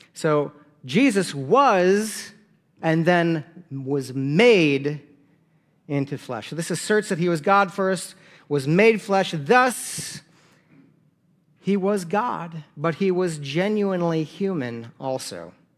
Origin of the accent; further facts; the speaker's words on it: South Dakota, United States; I'm from South Dakota.